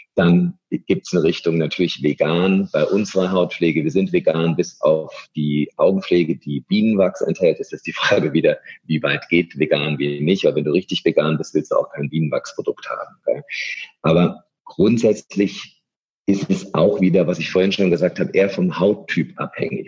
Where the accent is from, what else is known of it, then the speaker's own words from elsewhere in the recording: Germany; also born or lived in Munich / London; wir Deutsche